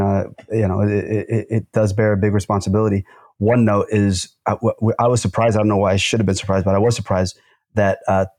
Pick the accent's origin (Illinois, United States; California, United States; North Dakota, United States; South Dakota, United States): California, United States; South San Gabriel; my brother and I grew up in South San Gabriel, which is a very kind of violent Latino gang area, right? Very, very poor.